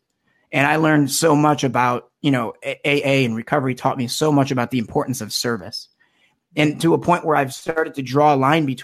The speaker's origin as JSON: {"language": "English", "town": "Melvindale", "region": "Michigan", "country": "United States", "tie": "born or raised there", "also_born_or_lived": "East Lansing, Michigan", "said": "I'm originally from Metro Detroit. I grew up in a little town called Melvindale, just on the southwest border of Detroit"}